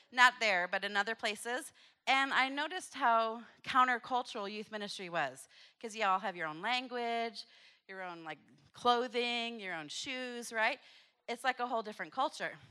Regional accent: Papua New Guinea; born there; so like the video said, I was born in Papua New Guinea.

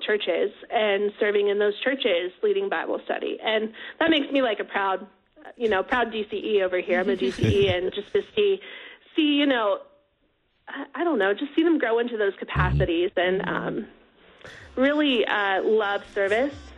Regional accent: Wichita, Kansas, United States; I grew up here in Wichita, actually.

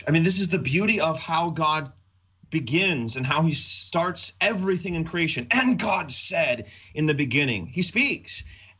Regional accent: Minot, North Dakota, United States; I was born and raised in Minot, about 5 hours north of here.

